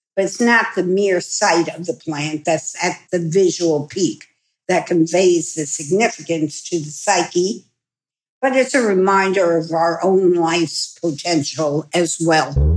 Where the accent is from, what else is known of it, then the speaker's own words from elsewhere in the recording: New York, United States; I'm a New Yorker